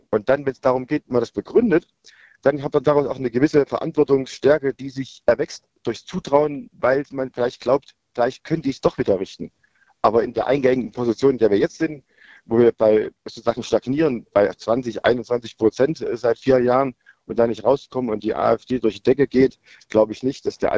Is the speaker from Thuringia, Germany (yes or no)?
yes; Thuringia, Germany; weil wir mit 24 Delegierten als Thüringer